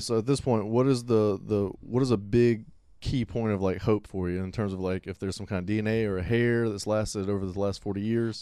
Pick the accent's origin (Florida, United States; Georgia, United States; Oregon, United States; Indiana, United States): Florida, United States; Pensacola; now in Monroe, United States; I'm from Pensacola.